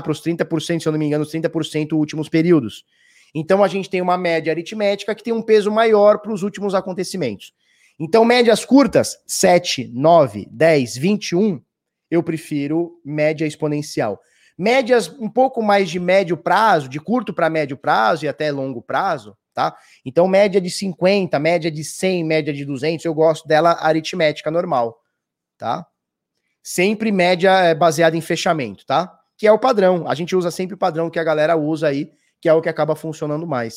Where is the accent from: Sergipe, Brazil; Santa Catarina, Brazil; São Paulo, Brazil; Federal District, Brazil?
São Paulo, Brazil; Santos; eu sou de Santos. Sou de Santos.